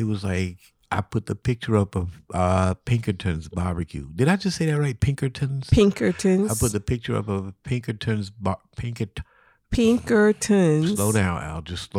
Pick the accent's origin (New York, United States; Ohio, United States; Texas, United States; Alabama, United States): Alabama, United States; I'm from Alabama.